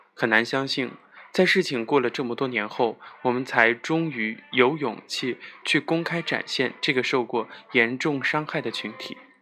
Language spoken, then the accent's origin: Chinese; China; 我们中国人